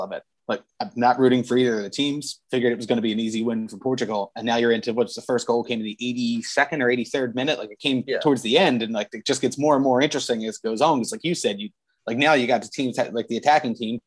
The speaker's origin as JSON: {"language": "English", "country": "United States", "said": "I'm an American"}